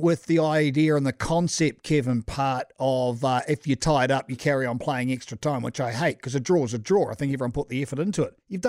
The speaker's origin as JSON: {"language": "English", "region": "Canterbury", "country": "New Zealand", "said": "I'm from Canterbury. I've not got nothing to do with Mount Albert."}